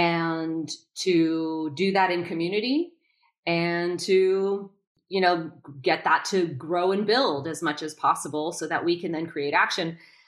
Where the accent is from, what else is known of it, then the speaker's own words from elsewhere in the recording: New York, United States; also born or lived in Boston; Again, I'm from New York and Boston and, you know, more liberally minded.